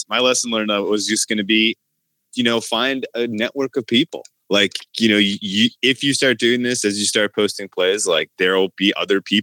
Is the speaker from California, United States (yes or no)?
yes; California, United States; I'm from California